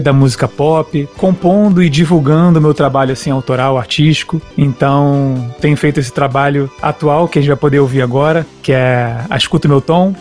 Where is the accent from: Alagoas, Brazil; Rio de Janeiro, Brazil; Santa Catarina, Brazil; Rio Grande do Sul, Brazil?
Rio de Janeiro, Brazil; sou carioca